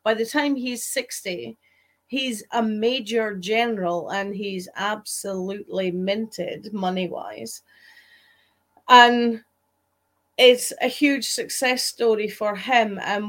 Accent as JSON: {"language": "English", "area": "Moray", "region": "Scotland", "country": "United Kingdom"}